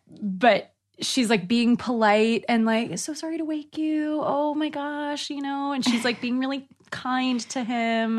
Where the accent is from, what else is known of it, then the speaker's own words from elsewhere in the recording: Northern California, United States; now in Los Angeles, United States; I'm originally from Northern California. I'm an actor living in Los Angeles